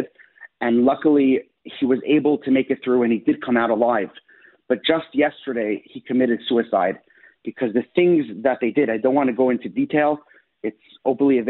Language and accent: English; Israel; now in Buffalo, United States; I'm an Israeli citizen. I was born in Israel